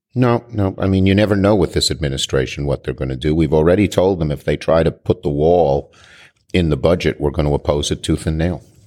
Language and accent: English; New York, United States; I'm a New Yorker